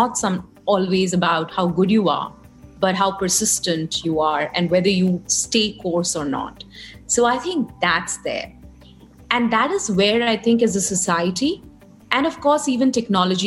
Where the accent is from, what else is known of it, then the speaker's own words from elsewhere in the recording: Kolkata, West Bengal, India; And I grew up in Calcutta